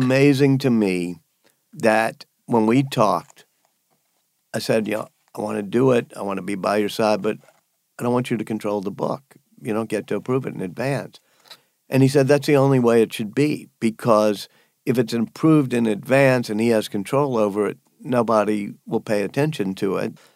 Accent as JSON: {"language": "English", "region": "Louisiana", "country": "United States", "tie": "born or raised there", "moved": "as an adult", "said": "When I was growing up in Louisiana"}